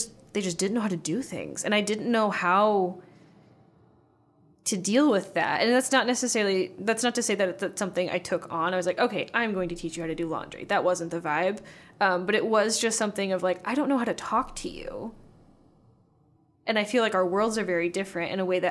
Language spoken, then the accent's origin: English; Warsaw, Indiana, United States; I'm from Warsaw, Indiana